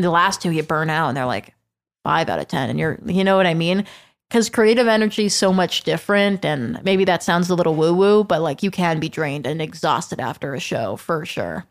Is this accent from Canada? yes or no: yes; Aldergrove, British Columbia, Canada; from where I grew up in Aldergrove.